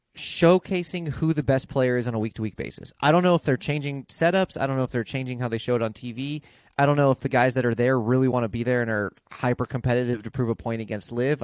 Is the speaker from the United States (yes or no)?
yes; San Diego, California, United States; born or raised there